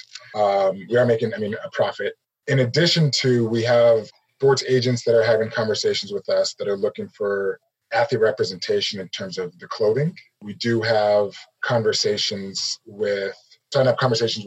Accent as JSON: {"language": "English", "town": "Arvada", "region": "Colorado", "country": "United States", "tie": "born or raised there", "also_born_or_lived": "Oregon", "moved": "as an adult", "said": "I grew up in Arvada, Colorado"}